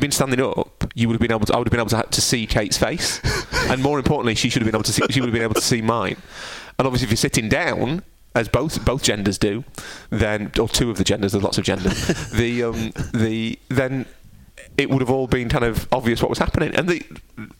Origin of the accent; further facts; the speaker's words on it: United Kingdom; I am inherently British